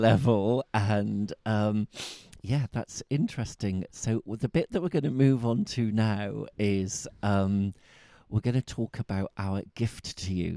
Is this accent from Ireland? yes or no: no; Bristol, South West England, United Kingdom; accent: Bristol; my Bristol accent